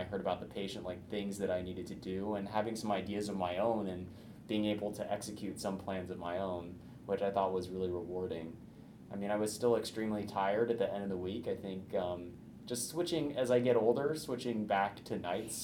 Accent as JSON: {"language": "English", "region": "Indiana", "country": "United States", "moved": "yes", "lives_now": "Bay Area, California, United States", "said": "I'm from Indiana"}